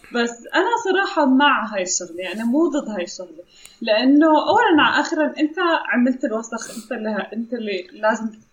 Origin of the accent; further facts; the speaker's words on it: Amman, Amman Governorate, Jordan; عندنا بعمان